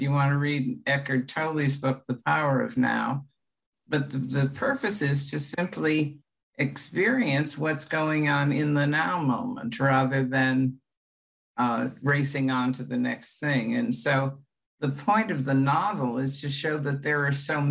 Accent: United States

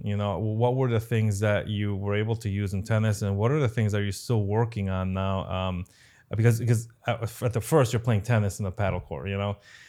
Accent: Connecticut, United States; I'm originally from Connecticut as well.

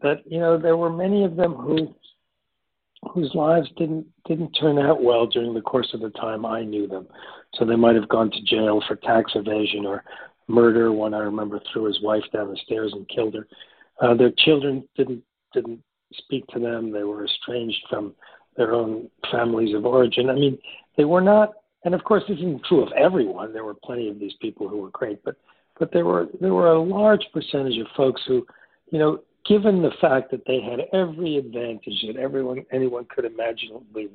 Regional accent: New York City, New York, United States; growing up in New York City in those days

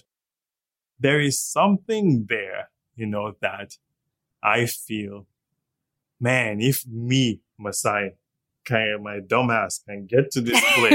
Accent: Zaria, Kaduna State, Nigeria; moved away as an adult; also born or lived in London; now in Toronto, Canada; I didn't grow up in the States. I grew up in Zaria.

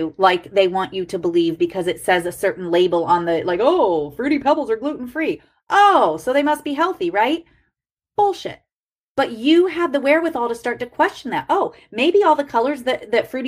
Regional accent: Ohio, United States; I grew up in Ohio.

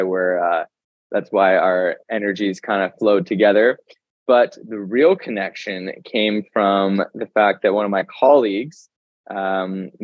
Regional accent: Carlsbad, California, United States; where I grew up by in Carlsbad

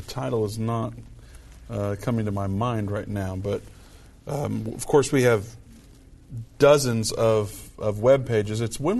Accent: Indiana, United States; Indiana, my home state.

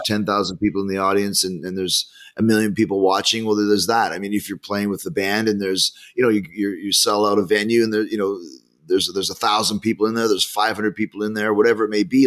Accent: Winnipeg, Manitoba, Canada; growing up in Winnipeg where it's minus 30

